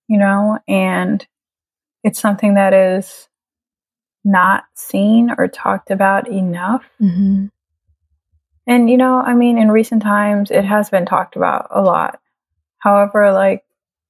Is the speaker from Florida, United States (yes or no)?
yes; Tampa, Florida, United States; also born or lived in Trinidad; I am originally from Trinidad. I grew up here in the States, in Tampa, Florida.